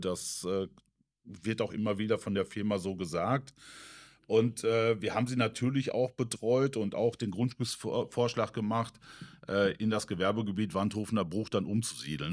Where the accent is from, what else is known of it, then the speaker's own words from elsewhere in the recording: Menden, North Rhine-Westphalia, Germany; gebürtig bin ich aus Mennen, aus dem schönen Vorort Harlingen, also 15 Kilometer, genau die Ruhr